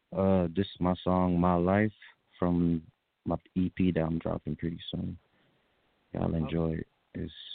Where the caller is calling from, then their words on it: Nashville, Tennessee, United States; I'm calling from Nashville, Tennessee.